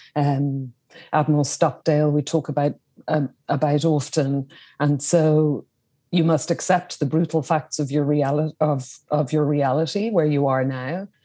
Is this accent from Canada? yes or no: no; Dublin, Leinster, Ireland; I was born in Dublin in Ireland, in the capital city